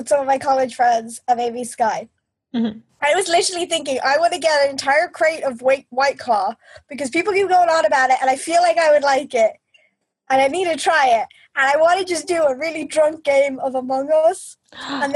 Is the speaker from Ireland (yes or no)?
yes; Ireland